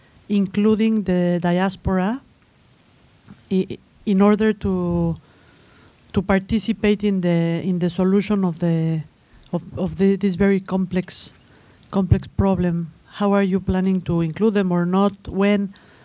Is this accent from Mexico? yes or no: yes; Mexico; moved away; I'm from Mexico. I'm a student here.